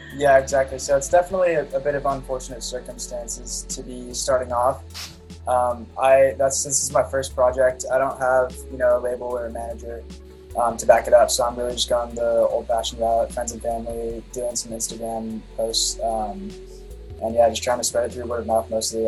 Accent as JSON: {"language": "English", "region": "California", "country": "United States", "also_born_or_lived": "Laguna Beach / Corona Del Mar", "said": "I'm from California. I live in Laguna Beach right now."}